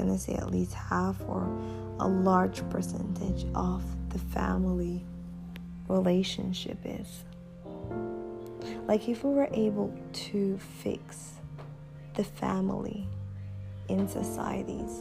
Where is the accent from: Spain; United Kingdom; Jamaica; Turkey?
Jamaica; moved away as an adult; also born or lived in China; my hometown, my home country